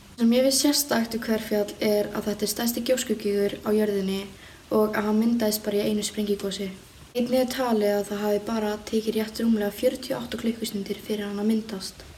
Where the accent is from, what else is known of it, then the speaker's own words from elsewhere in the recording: Mývatnssveit, Northeastern Region, Iceland; ég er frá Mjósveit sem er á norðausturlandi